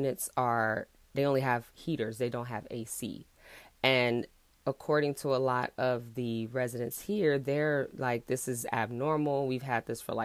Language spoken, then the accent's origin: English; Houston, Texas, United States; I'm from Houston